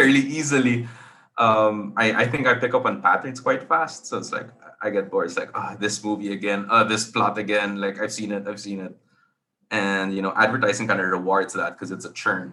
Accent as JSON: {"language": "English", "country": "Philippines", "said": "I'm from the Philippines"}